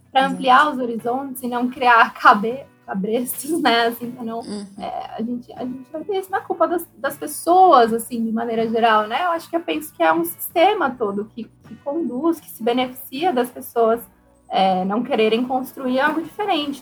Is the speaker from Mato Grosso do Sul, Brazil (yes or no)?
no; São Paulo, Brazil; Se eu, que vim de São Paulo, já ficava impactada